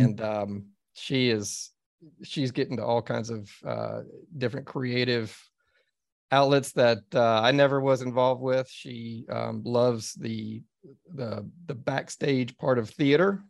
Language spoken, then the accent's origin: English; Dallas, Texas, United States; I grew up in Dallas, Texas